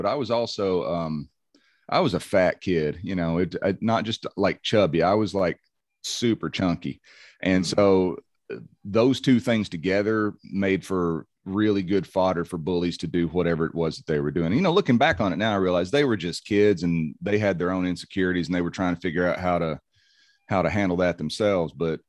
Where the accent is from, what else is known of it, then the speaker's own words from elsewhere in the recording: Tennessee, United States; accent: Tennessee; And I actually wound up kind of getting rid of a large amount of my Tennessee accent in doing that when I was a kid.